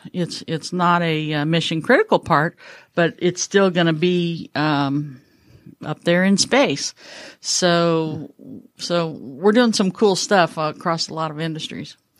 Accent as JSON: {"language": "English", "area": "Mendocino County", "region": "Northern California", "country": "United States", "tie": "born or raised there", "moved": "as an adult", "lives_now": "Atlanta, United States", "said": "I was born in Northern California, lived there for the first twenty-five years of my life, um, up in Mendocino County"}